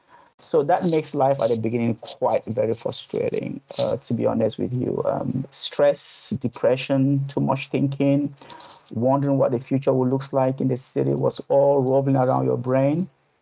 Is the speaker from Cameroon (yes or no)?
yes; Cameroon; moved away as an adult; now in Hong Kong; As you mentioned, I'm originally from Cameroon. I was born in Cameroon and grew up in Cameroon.